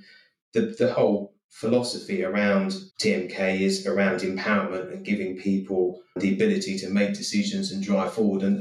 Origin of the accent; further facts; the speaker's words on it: Eastbourne, South East England, United Kingdom; But I grew up in Eastbourne, and my dad worked up in London.